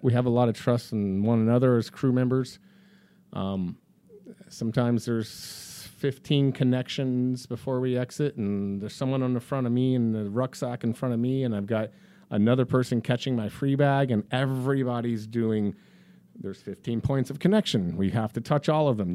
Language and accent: English; Dallas, Texas, United States; also born or lived in Colorado / Chicago; now in Florida, United States; I grew up in Texas. I'm a Dallas kid.